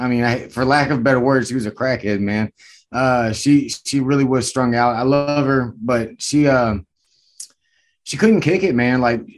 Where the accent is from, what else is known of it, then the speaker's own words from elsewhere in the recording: Stuarts Draft, Virginia, United States; now in Fredericksburg, United States; Right now I'm in the Fredericksburg area, but I'm from Stuart Straff, Virginia, which is like a small hit town, you know, kind of country.